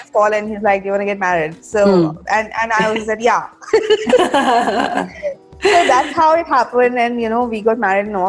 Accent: Jaipur, Rajasthan, India; moved away as an adult; also born or lived in Bangalore; I was from Jaipur, and I got selected into a college in Bangalore.

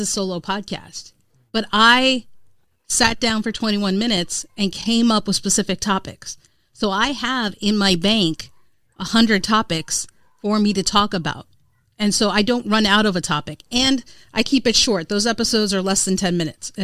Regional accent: India; as an Indian woman

